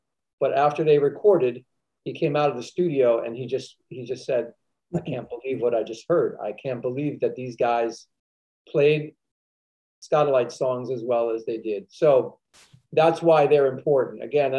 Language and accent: English; New York City, New York, United States; I grew up in the New York City ska scene